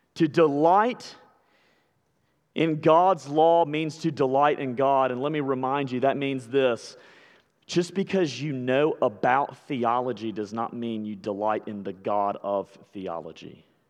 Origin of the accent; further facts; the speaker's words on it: Alabama, United States; I'm from Alabama